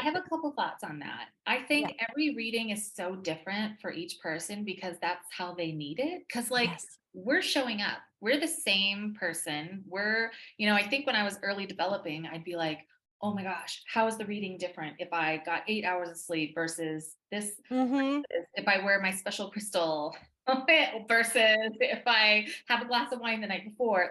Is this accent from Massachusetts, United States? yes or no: no; Texas, United States; I'm from Texas.